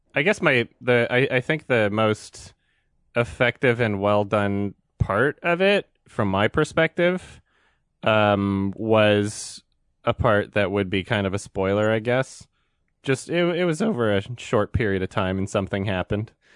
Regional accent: northern Alberta, Canada; I was born and raised in, in, like, northern Alberta

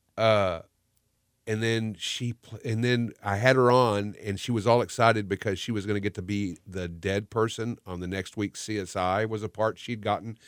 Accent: Texas, United States; moved away as an adult; also born or lived in California; I was born and raised in Texas

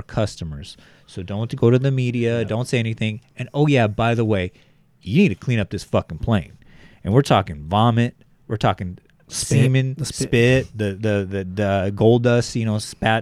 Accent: Bakersfield, California, United States; I am from Bakersfield

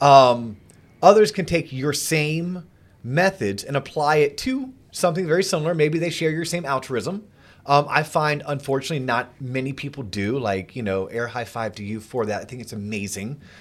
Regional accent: Florida, United States; growing up in Florida.

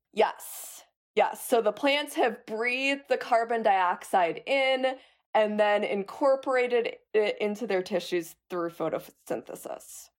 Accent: Chicago, Illinois, United States; I grew up in Chicago

